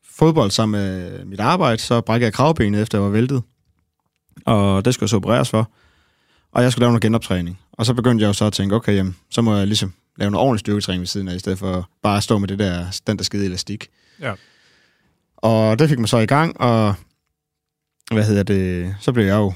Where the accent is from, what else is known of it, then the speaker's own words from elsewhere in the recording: Næstved, Zealand, Denmark; jeg er fra Næstved.